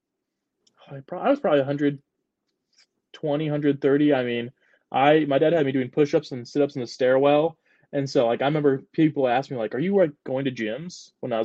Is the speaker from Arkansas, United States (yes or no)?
no; Wakarusa, Indiana, United States; my hometown, there's Wakarusa, which I count like as my hometown